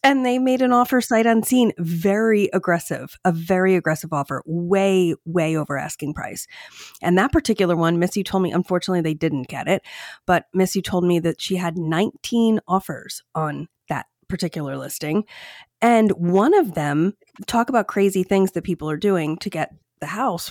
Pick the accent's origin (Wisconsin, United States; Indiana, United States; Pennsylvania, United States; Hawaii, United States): Pennsylvania, United States; Downingtown; my hometown of Downingtown